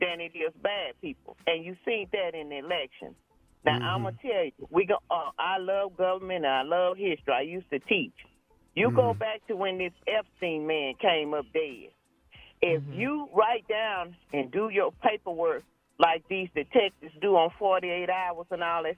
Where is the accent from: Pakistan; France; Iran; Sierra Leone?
Sierra Leone; now in United States; I'm from Sierra Leone, from Africa.